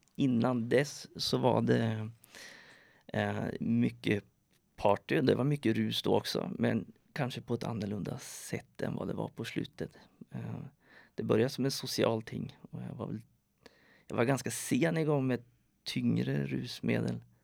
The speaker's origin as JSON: {"language": "Swedish", "country": "Sweden", "tie": "born or raised there", "moved": "as an adult", "lives_now": "Norway", "said": "Jag är född i Sverige, har bott i Norge sedan 2005"}